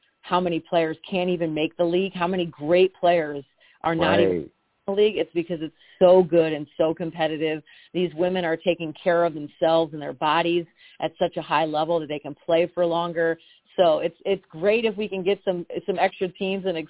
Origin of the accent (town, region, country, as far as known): Connecticut, United States; born or raised there; moved away